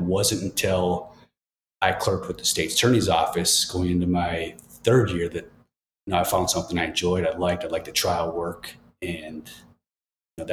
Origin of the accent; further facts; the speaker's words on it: Rapid River, Michigan, United States; also born or lived in Chicago, Illinois; I grew up in a little town called Rapid River, unincorporated town, probably a population of about 4,000 people